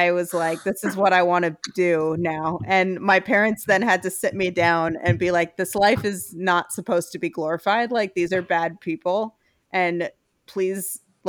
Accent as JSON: {"language": "English", "town": "Brooklyn", "region": "New York", "country": "United States", "moved": "yes", "said": "we are from Brooklyn, but because even though we both live elsewhere now"}